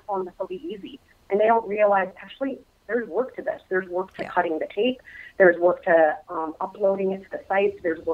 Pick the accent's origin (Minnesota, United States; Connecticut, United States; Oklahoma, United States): Minnesota, United States; moved away; I am a native Minnesotan